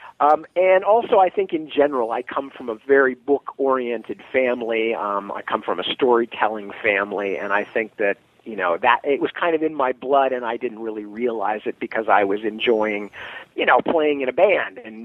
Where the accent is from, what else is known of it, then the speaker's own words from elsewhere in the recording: Palo Alto, California, United States; moved away as an adult; also born or lived in England; I come from Palo Alto, California, which is the Stanford University town